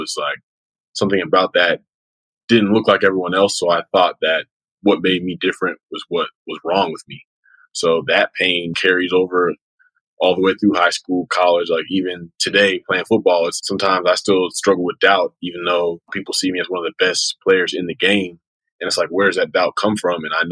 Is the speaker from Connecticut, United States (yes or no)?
no; Acworth, Georgia, United States; I grew up in suburban Atlanta, Georgia. It's a town called Ackworth, Georgia, about 30 minutes north of downtown.